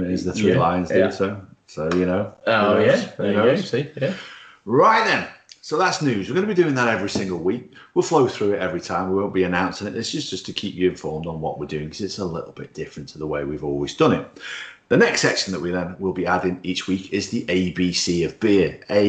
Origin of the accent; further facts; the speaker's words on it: Wales, United Kingdom; I'm Welsh. I'm followed Wales.